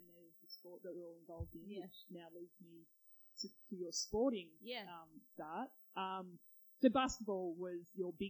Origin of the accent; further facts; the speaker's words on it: Tasmania, Australia; I grew up in Tassie, and a couple of places that we were at, we had quite a few acres